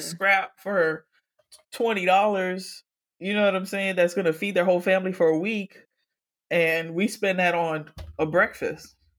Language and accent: English; Miami, Florida, United States; I grew up in Miami, but still, it's a part of crazy ass Florida